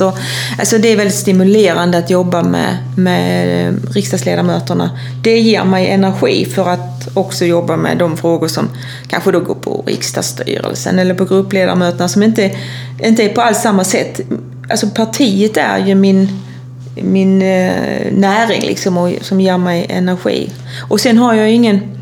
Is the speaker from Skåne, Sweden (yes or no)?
yes; Kristianstad, Skåne, Sweden; jag är ju från Kristianstad och där spelar vi ju handboll